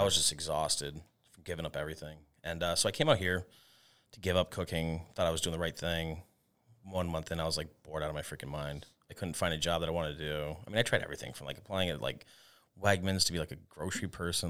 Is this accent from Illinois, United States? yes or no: no; Tucson, Arizona, United States; moved away as an adult; now in Rochester, United States; I'm from Tucson, Arizona. Uh, I was born and raised there, and I spent most of my life out there